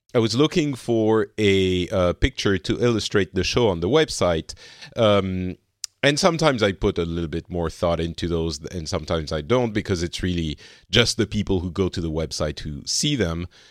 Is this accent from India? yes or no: no; Lebanon; now in France; I come from Lebanon